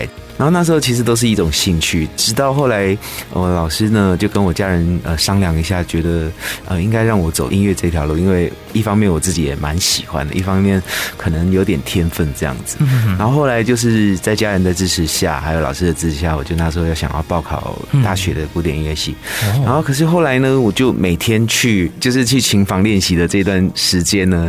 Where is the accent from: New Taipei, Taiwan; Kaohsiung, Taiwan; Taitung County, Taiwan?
Taitung County, Taiwan; Taitung; 我是台东出生的